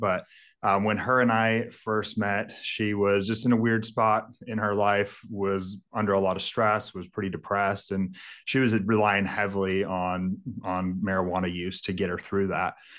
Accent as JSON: {"language": "English", "area": "Mendocino, Lake County", "region": "California", "country": "United States", "tie": "born or raised there", "moved": "yes", "said": "Mendocino, Lake County, that's where all of it's grown, so I grew up"}